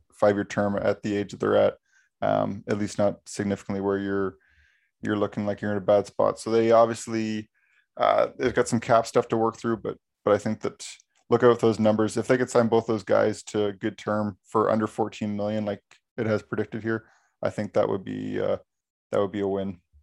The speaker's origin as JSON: {"language": "English", "country": "Canada", "said": "we're from Canada"}